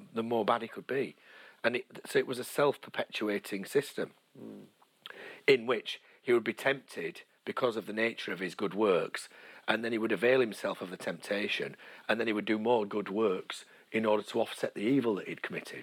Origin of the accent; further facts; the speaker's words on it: Leeds, Yorkshire and the Humber, United Kingdom; I'm from Leeds.